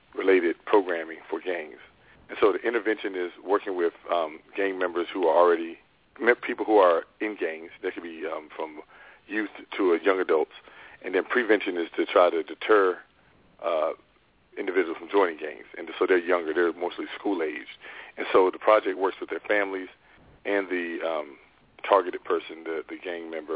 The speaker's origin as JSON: {"language": "English", "region": "North Carolina", "country": "United States", "tie": "born or raised there", "also_born_or_lived": "New York", "said": "I'm originally from North Carolina. It's one of seven kids. Both my parents were ministers and also had other jobs. Grew up in, like I said, between North Carolina and then New York until I was 12 and then moved back to North Carolina."}